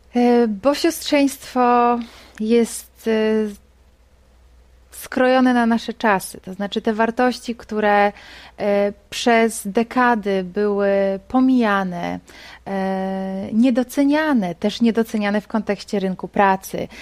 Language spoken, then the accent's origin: Polish; Poland; jesteśmy stąd, jesteśmy z Polski